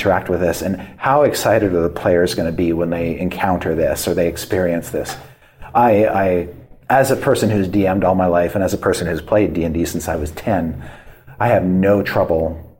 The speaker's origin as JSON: {"language": "English", "country": "Canada", "tie": "born or raised there", "said": "I grew up in Canada"}